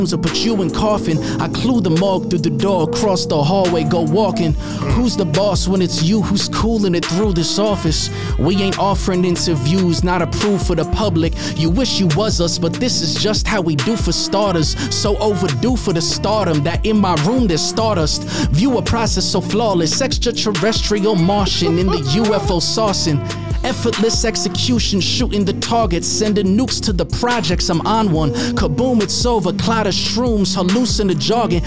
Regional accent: Suffolk County, New York, United States; moved away as an adult; I'm from Suffolk County. I grew up in Suffolk County, but my mom's from Brooklyn, my dad's from the Bronx, and all my grandparents are from Puerto Rico.

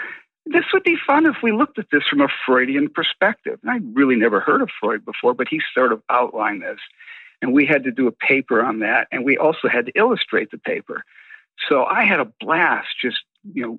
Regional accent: Buffalo, New York, United States; now in Toluca Lake, United States; I grew up for 14 years on the outskirts of Buffalo, New York, in a small working class area

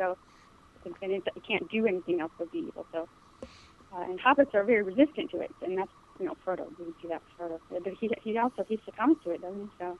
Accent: Cleveland, Ohio, United States; now in Durham, United States; But, you know, I'm from Cleveland

